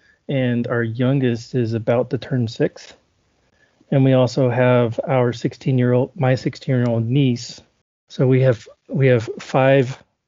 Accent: southern Alabama in Florida Panhandle, United States; moved away as an adult; also born or lived in Germany; I grew up in southern Alabama in Florida Panhandle

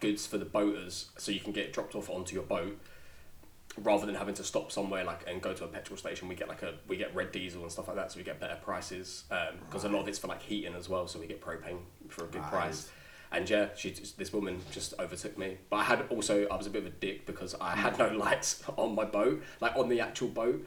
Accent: London, United Kingdom; so I've lived in London. I'm from London. I've been here 30 years now

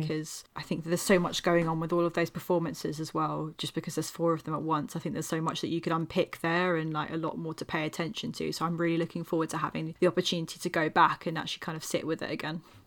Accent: England, United Kingdom; being an English person

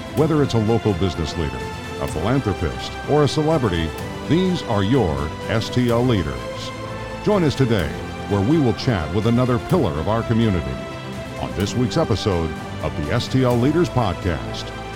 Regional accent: United States; moved away as an adult; also born or lived in Richmond, Virginia / St. Petersburg, Florida; now in St. Louis, United States; I grew up in the East Coast, um, right near Washington, D.C.

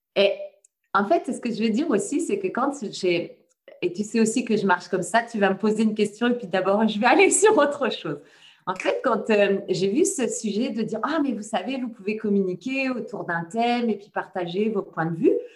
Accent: France; also born or lived in Le Mans; je suis de France. Pour le moment, je loge près du Mans

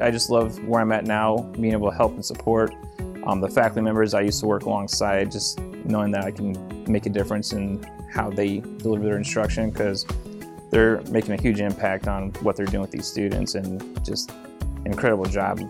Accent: Fort Wayne, Indiana, United States; moved away as an adult; also born or lived in Decatur, Illinois; now in Kankakee, United States; I was born in Decatur, Illinois, uh, and actually grew up in Fort Wayne, Indiana

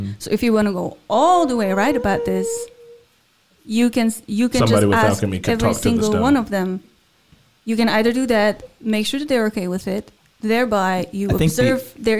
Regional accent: Czechia; And I'm from the Czech Republic.

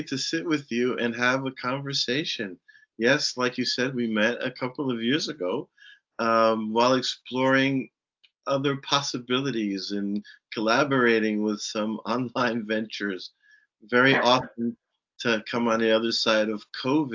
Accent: New Jersey, United States; moved away as an adult; also born or lived in Germany; I grew up in New Jersey, and I, you know, my childhood was in what we call suburbia

